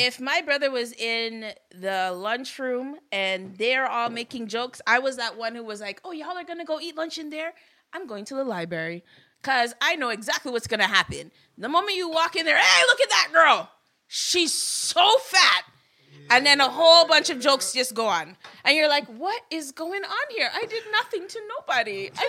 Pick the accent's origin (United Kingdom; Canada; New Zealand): Canada; Vanier, Ontario; So growing up in Vanier, it's like you needed to get a tough skin.